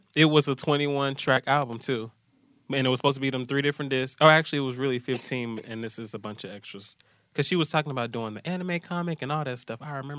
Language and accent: English; Atlanta, Georgia, United States; I'm from Atlanta